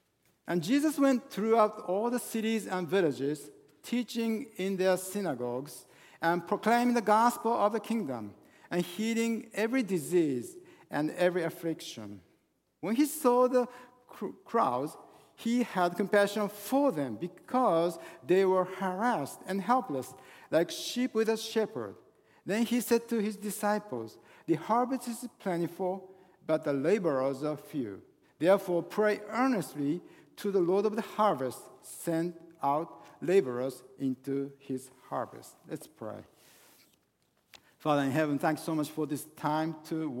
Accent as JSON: {"language": "English", "country": "Japan", "tie": "born or raised there", "second_language": "English", "moved": "yes", "lives_now": "Northern Virginia, United States", "said": "I was born and raised in Japan."}